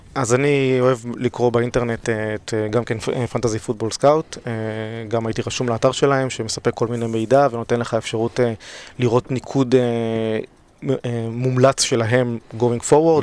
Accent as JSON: {"language": "Hebrew", "town": "Tel Aviv", "region": "Tel Aviv District", "country": "Israel", "said": "אני בן 35 מתל אביב"}